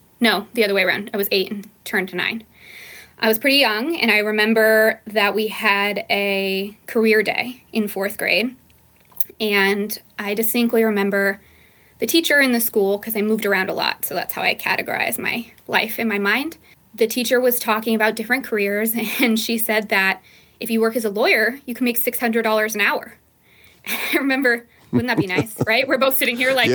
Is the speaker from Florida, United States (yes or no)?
no; Lancaster, California, United States; also born or lived in San Diego; I'm born and raised in Lancaster, California, which is part of the Mojave Desert